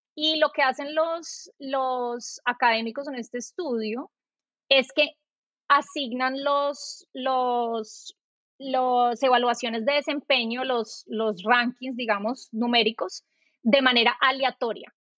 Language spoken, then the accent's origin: Spanish; Colombia; moved away as an adult; also born or lived in New York; now in United States; yo soy colombiana